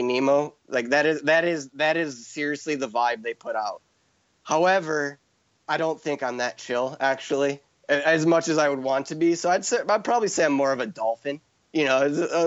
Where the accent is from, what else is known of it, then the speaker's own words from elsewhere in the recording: Chicago, Illinois, United States; now in Hawaii, United States; I'm from Chicago